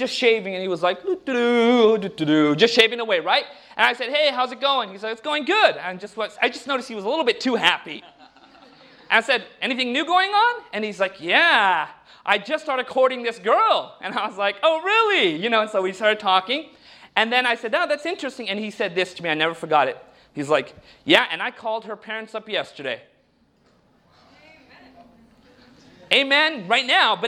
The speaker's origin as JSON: {"language": "English", "country": "United States", "tie": "born or raised there", "said": "when I was growing up in America"}